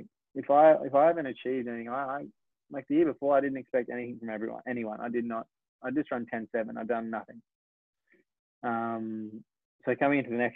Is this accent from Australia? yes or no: yes; Australia